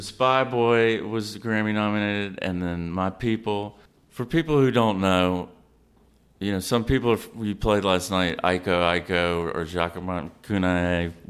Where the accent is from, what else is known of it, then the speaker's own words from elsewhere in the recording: Savannah, Georgia, United States; my hometown, Savannah